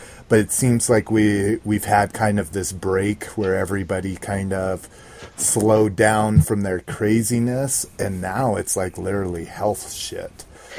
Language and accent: English; Sweden; Sweden. Yes, I'm from Sweden.